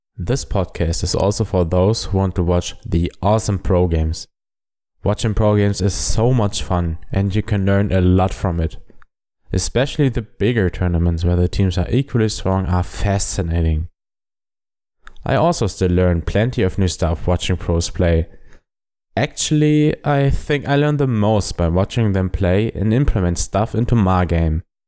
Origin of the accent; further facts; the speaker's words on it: Germany; accent: German; English is a second language; I am a German